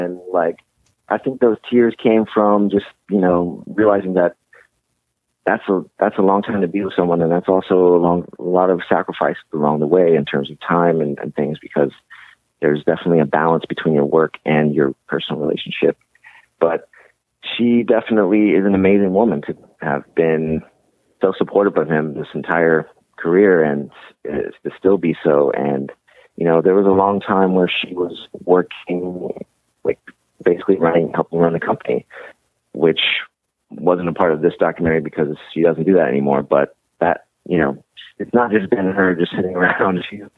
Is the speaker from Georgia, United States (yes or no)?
yes; Atlanta, Georgia, United States; I'm from Atlanta. I was a Hawks fan.